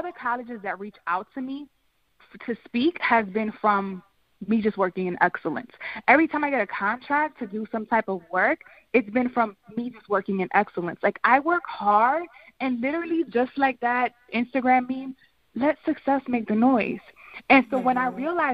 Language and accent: English; Philadelphia, Pennsylvania, United States; I'm from North Philly, came from absolutely nothing